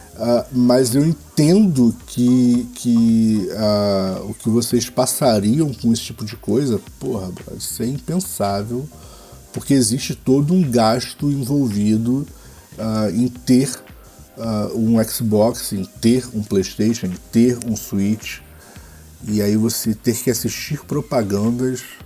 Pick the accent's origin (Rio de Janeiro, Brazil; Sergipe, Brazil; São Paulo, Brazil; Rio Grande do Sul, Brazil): Rio de Janeiro, Brazil; eu sou carioca